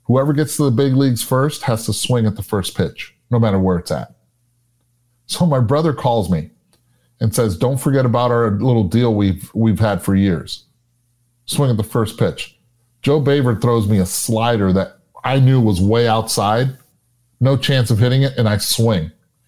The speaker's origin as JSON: {"language": "English", "country": "Puerto Rico", "tie": "born or raised there", "said": "And I was raised in Puerto Rico. My baseball park in Puerto Rico was in Sports City, Roberto Clemente."}